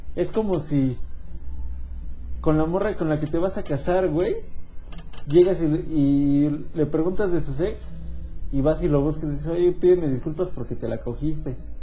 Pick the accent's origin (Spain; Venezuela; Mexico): Mexico; nos define como mexicanos